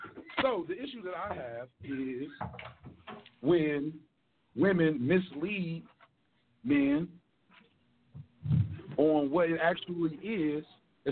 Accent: Milwaukee, Wisconsin, United States; I'm from Milwaukee.

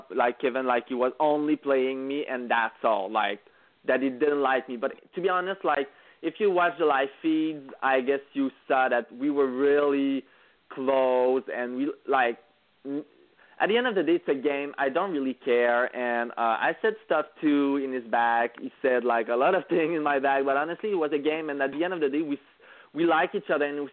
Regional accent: Quebec, Canada; English is a second language; we are both from Quebec, both speak French

